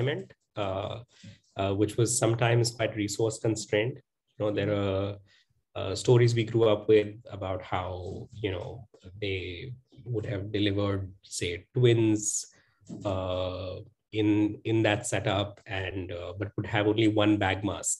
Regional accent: Jamshedpur, Jharkhand, India; moved away as an adult; also born or lived in United States / Delhi; I was born and raised in Jamshedpur, which is a very nice town in Jharkhand.

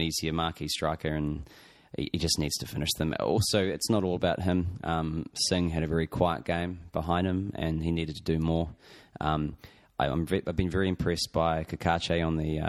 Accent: Christchurch, Canterbury, New Zealand; I'm from Christchurch in New Zealand

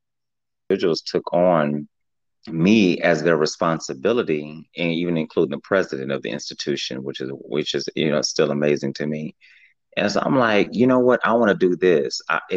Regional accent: Omaha, Nebraska, United States; also born or lived in Wilberforce, Ohio; born and bred in Omaha, Nebraska, right here in the sticks

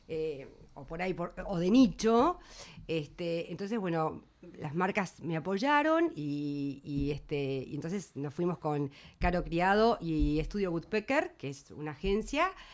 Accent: Melo, Cerro Largo, Uruguay; moved away as an adult; also born or lived in Montevideo; Yo me vine de Melo a los 18 años, como se vienen todos los que van a estudiar, eh, se vienen, migran del interior

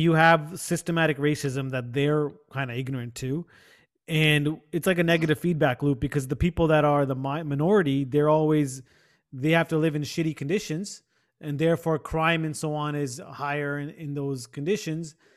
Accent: Chatham, Ontario, Canada; I grew up in Chatham.

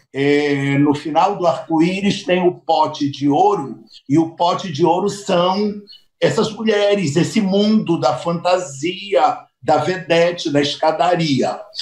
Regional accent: Belém, Pará, Brazil; moved away; nasci em Belém.

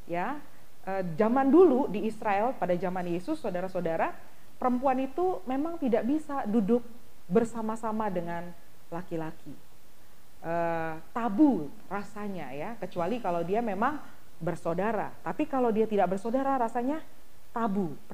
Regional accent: East Nusa Tenggara, Indonesia; Ya kalau tradisi orang Timor, kebetulan saya orang Timor, itu harus menyiapkan minuman terlebih dahulu

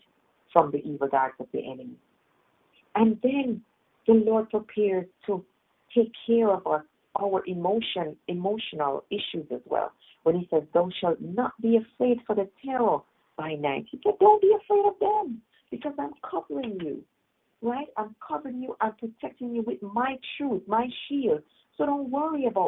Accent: Jamaica; I grew up in Jamaica

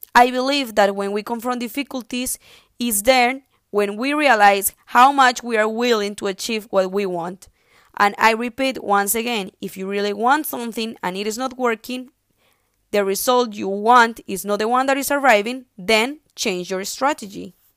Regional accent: Bucaramanga, Santander, Colombia; I am from Bucaramanga, Colombia, and I have studied in San Pedro Claver High School, class 2012.

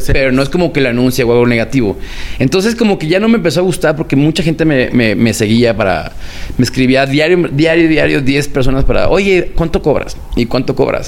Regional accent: Guadalajara, Jalisco, Mexico; yo soy de Guadalajara

